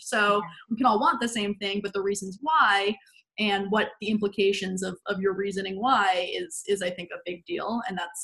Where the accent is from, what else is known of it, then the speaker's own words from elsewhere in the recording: Jacksonville, Florida, United States; now in New York City, United States; I come from Jacksonville, Florida